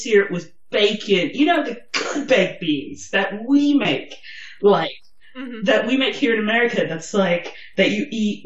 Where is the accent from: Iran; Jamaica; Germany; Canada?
Germany; I'm German